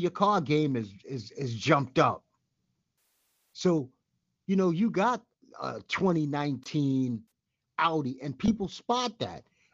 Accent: New York City, New York, United States; I'm from Bed-Stuy.

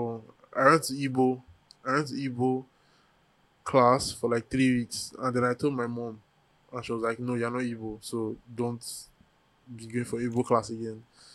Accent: Edinburgh, Scotland, United Kingdom; You know, I'm British. Yeah, I'm from Edinburgh.

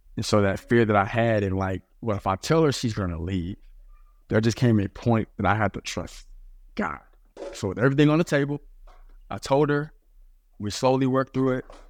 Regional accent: Dallas, Texas, United States; moved away as an adult; also born or lived in New York City / Portland, Oregon; I grew up in Dallas, Texas

